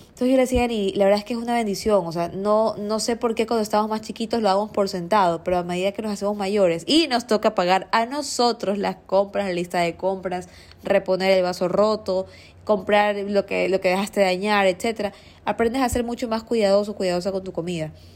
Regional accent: Guayaquil, Guayas, Ecuador; yo no crecí toda la vida en Seos, yo me crié en la ferroviaria, eh, en una zona más céntrica

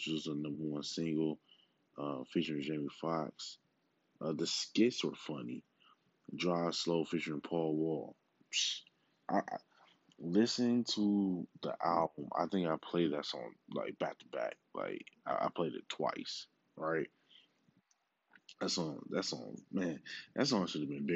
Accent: Milwaukee, Wisconsin, United States; my hometown, Milwaukee

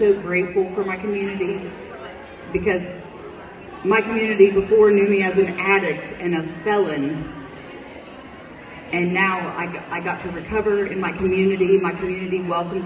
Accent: United States; I was born and raised in Benton County

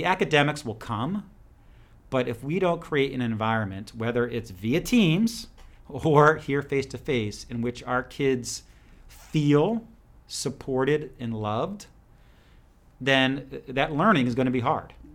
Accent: New Jersey, United States; moved away as an adult; also born or lived in Ireland (ancestry); now in Georgia, United States; I grew up in New Jersey

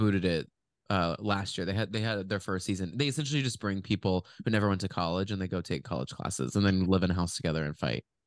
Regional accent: Dallas, Texas, United States; we grew up in Dallas

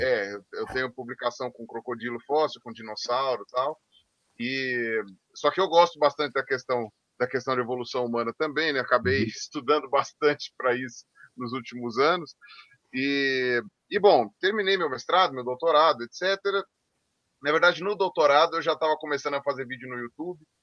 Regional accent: Brazil; como brasileiros

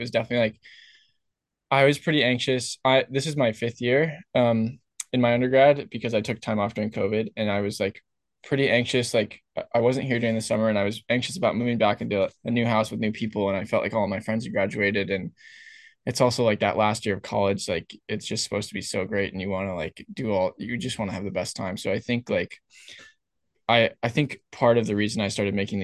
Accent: Berkeley, California, United States; now in Santa Barbara, United States; I grew up in Berkeley

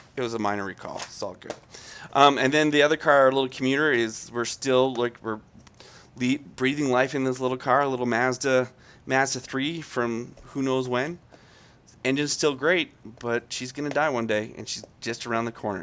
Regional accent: Calgary, Alberta, Canada; I'm from Calgary

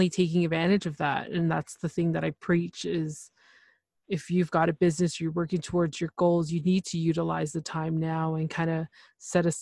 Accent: Canada; I'm from Canada, so we don't have that option of Spanish.

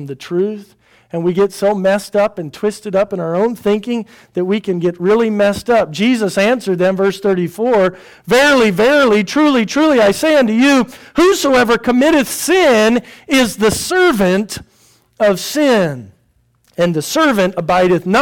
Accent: United States; I'm an American

